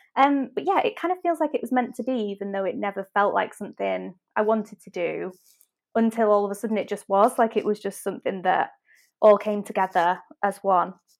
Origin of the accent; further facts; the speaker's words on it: Manchester, North West England, United Kingdom; I'm from Manchester, as I'm sure you can tell from my accent